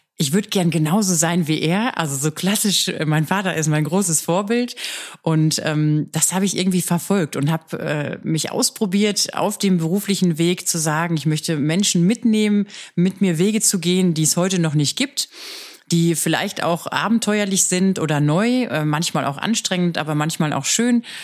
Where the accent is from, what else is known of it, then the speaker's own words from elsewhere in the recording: Ruhr area, North Rhine-Westphalia, Germany; moved away as an adult; now in Stuttgart, Germany; Wir sind äh, aus dem Ruhrgebiet